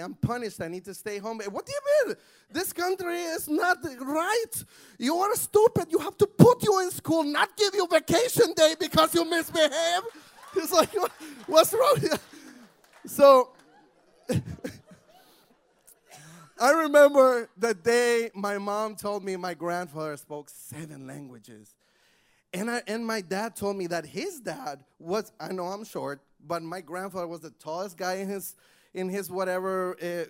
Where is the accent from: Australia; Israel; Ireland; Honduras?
Honduras; English is a second language; now in United States; I'm from Honduras, and I went to a bilingual school